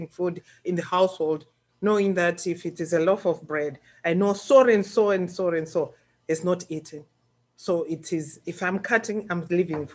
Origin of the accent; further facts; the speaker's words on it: Mondoro, Mashonaland West, Zimbabwe; Born in Zimbabwe, in the western province of Zimbabwe. They call it Marsh West in my country. And in the constituency, Mondoro is where I come from. And I got educated at Masawi Primary School. That's where I hail from. That's where I was born.